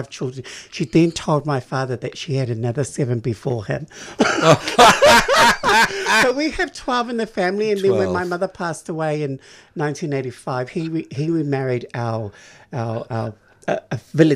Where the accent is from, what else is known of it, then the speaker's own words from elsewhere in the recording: Wellington, New Zealand; moved away as an adult; now in Melbourne, Australia; I was born in Wellington, New Zealand